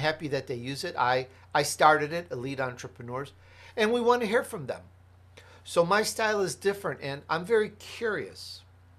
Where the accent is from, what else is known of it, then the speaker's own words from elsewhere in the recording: Chicago, Illinois, United States; also born or lived in Italy; Hey, I'm Italian, I was born in Italy. I grew up in Chicago, blah, blah, blah.